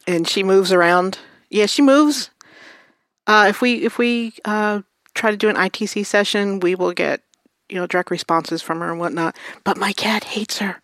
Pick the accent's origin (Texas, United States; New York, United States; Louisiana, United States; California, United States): New York, United States; New York City; I grew up in Brooklyn.